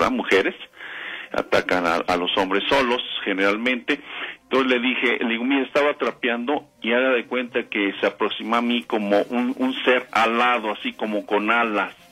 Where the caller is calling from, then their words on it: Ixtapaluca, State of Mexico, Mexico; De Ayotla, Iztapaluca, Estado de México.